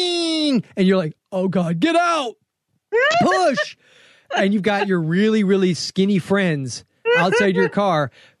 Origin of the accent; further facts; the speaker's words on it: the South, United States; I was born and raised in the South